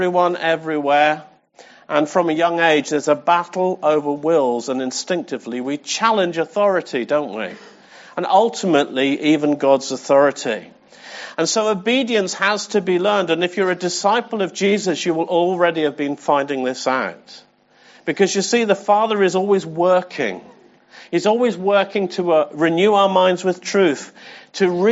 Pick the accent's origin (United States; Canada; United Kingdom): United Kingdom; England; I'm English